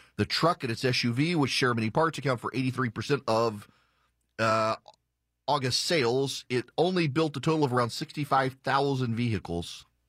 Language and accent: English; Jackson, Louisiana, United States; moved away; am from Jackson, Louisiana. Jackson, Louisiana is a small town